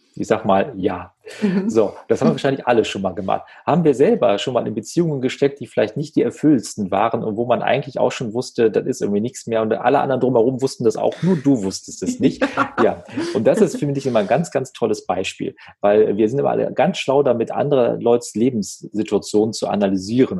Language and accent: German; Wuppertal, North Rhine-Westphalia, Germany; in Wuppertal sagt man so schön, wo ich aufgewachsen bin